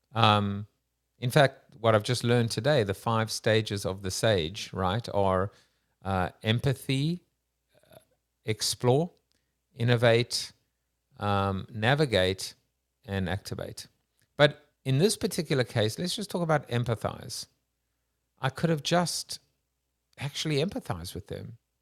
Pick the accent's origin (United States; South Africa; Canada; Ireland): South Africa; I'm Jewish South African too